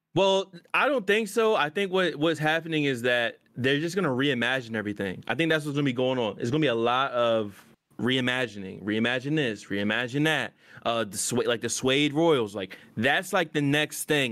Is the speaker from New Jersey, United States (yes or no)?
no; Virginia, United States; I'm from V